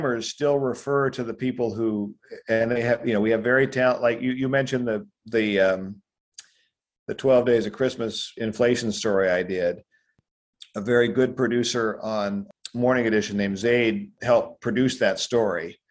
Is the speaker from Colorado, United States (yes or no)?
yes; Denver, Colorado, United States; I grew up in Denver, Colorado